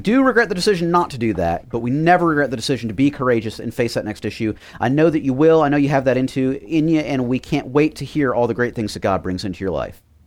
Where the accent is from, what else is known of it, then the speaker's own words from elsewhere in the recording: Miami, Florida, United States; I grew up in Miami